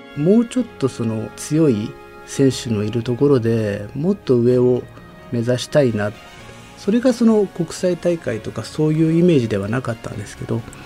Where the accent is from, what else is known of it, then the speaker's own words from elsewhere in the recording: Fukushima, Japan; moved away as an adult; now in Kunitachi, Japan; 自分もその福島県出身ということもあって